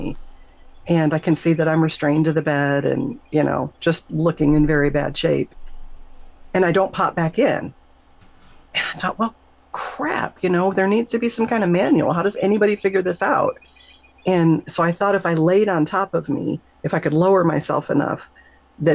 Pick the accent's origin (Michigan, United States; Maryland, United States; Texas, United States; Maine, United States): Michigan, United States; I grew up in Michigan